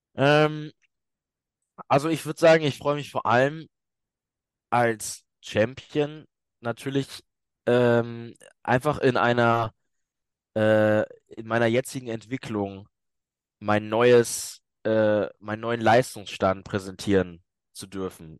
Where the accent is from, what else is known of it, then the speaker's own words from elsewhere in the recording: Hamburg, Germany; moved away; weil Hamburg meine Heimatstadt ist